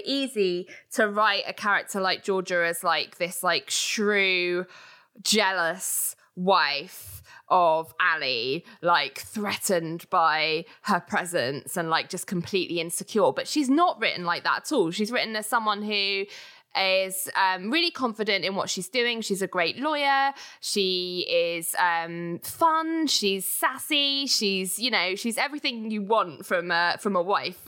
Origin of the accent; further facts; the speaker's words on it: United Kingdom; we're British